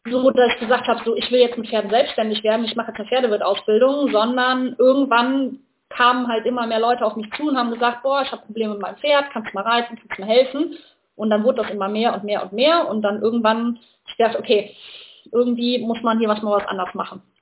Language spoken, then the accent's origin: German; North Rhine-Westphalia, Germany; komme aus der Nähe von Köln und was mache ich?